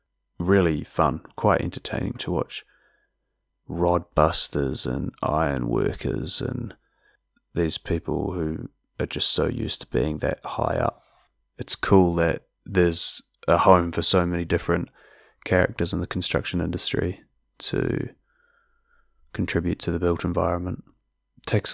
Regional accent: South Island, New Zealand; I am from the South Island after all

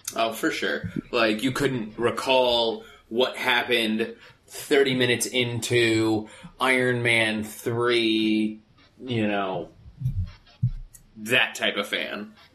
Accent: Phoenix, Arizona, United States; now in Los Angeles, United States; being in Los Angeles and growing up in Phoenix

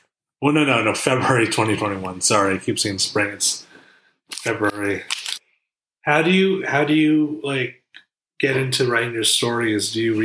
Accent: New Jersey, United States; also born or lived in Saigon (ancestry); I'm Vietnamese, actually. I'm Vietnamese. Both my parents are from Saigon. And I was born in Jersey, though. New Jersey.

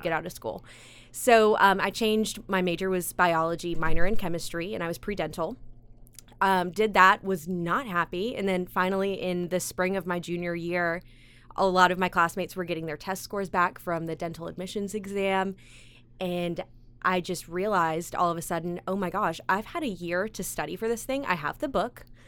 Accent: Greenville, South Carolina, United States; also born or lived in Chicago, Illinois; now in Columbia, United States; originally from Chicago, I was raised in Greenville

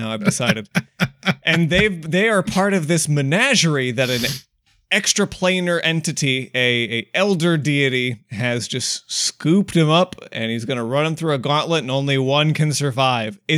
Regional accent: United States; I'm an American.

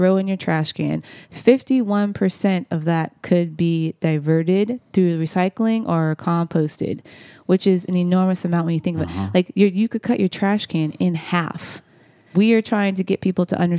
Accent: Kansas City, United States; moved away; I'm from Kansas City, and we have nothing like that in Kansas City

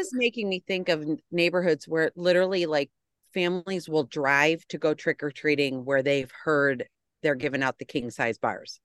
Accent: United States; as an American

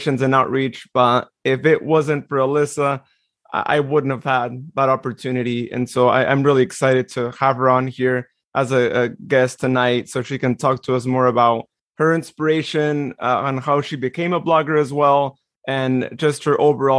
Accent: Modesto, California, United States; born in Modesto, just as I was too

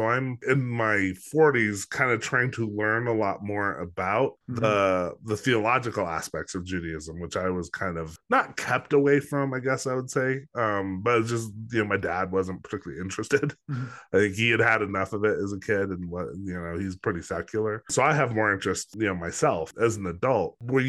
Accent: Los Alamos, New Mexico, United States; Well, I'm in Albuquerque. I grew up in Los Alamos. So all northern New Mexico, central New Mexico.

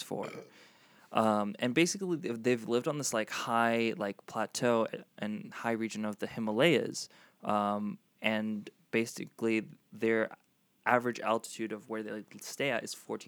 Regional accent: Florida, United States; moved away as an adult; also born or lived in South Africa / Los Angeles; I grew up mostly in Florida. I moved from South Africa when I was 8, and then I grew up in Florida, and then I moved to L.A.

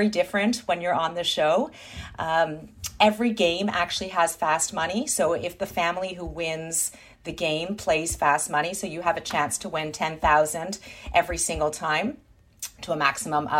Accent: Thornhill, Ontario, Canada; We're proud Jews from Thornhill

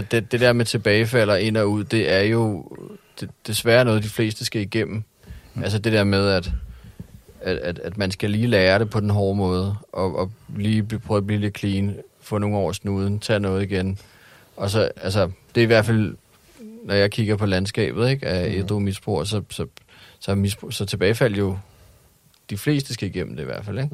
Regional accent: Hellerup, Capital Region of Denmark, Denmark; also born or lived in Christianshavn, Copenhagen; Jeg voksede op i øh, mest øh, Hellerup og Christianshavn. Men mest Hellerup

